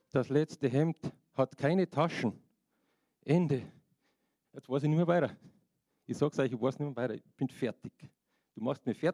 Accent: Bavaria, Germany; und als Bayer bin ich auch Deutscher.

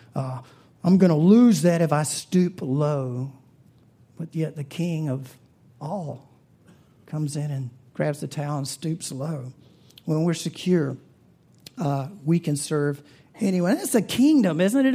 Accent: the South, United States; I'm from the South

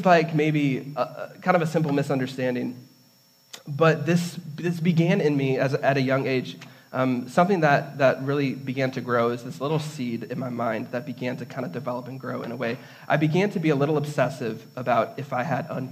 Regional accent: Redford, Michigan, United States; I grew up in Redford, near Detroit

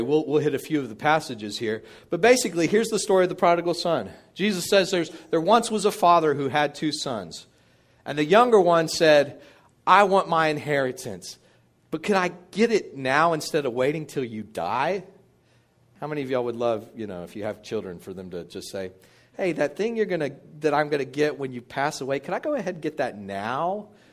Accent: Midland, Texas, United States; I grew up in Midland, Texas

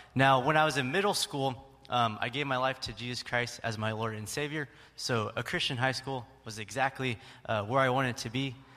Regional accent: Stockton, California, United States; I was born and raised in Stockton, and also born and raised right here in First Baptist Church

